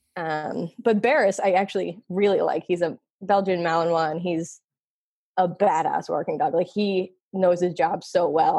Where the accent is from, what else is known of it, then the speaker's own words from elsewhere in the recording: Philadelphia, Pennsylvania, United States; moved away as an adult; also born or lived in Massachusetts; I grew up in Philly